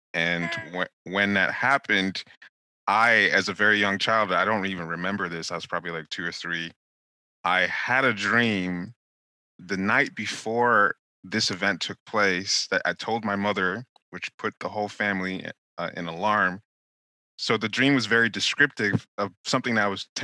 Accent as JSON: {"language": "English", "country": "Nigeria", "tie": "born or raised there", "moved": "yes", "said": "growing up in Nigeria where people would go to medicine doctors"}